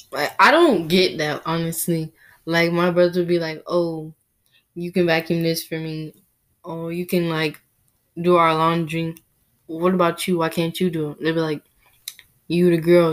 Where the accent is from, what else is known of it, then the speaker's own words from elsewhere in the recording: United States; I was born here in the United States.